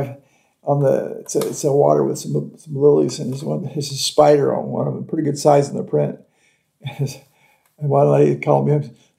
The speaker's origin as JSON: {"language": "English", "region": "California", "country": "United States", "moved": "yes", "lives_now": "Florida, United States", "said": "I'm from California."}